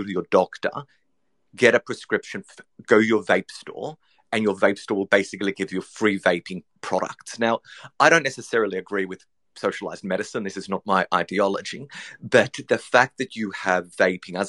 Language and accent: English; Australia; As people have probably can guess from my accent, I'm Australian